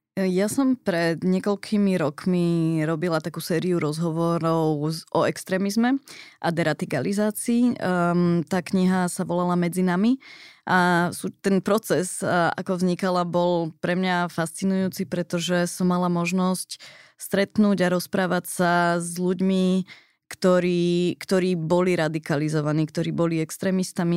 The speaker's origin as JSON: {"language": "Slovak", "country": "Slovakia", "also_born_or_lived": "San Francisco, United States", "moved": "as an adult", "said": "tak sme sa vrátili na Slovensko"}